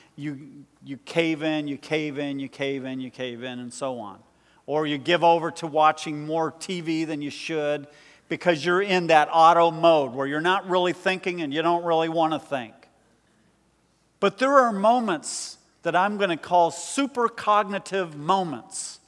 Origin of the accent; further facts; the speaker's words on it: United States; us, as American Christians